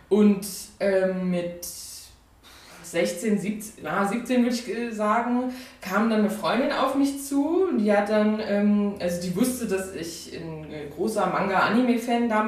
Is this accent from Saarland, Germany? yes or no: yes; Saarland, Germany; moved away as an adult; also born or lived in Mainz; now in near Cologne, Germany; bin 23 Jahre alt, bin ursprünglich aus dem Saarland, habe äh, in Mainz studiert